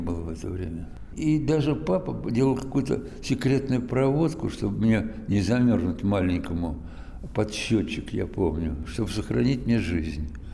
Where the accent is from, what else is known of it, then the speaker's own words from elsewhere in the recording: Moscow, Russia; я родился в Москве, всю жизнь, кстати говоря, провел войну э, отечественную в Москве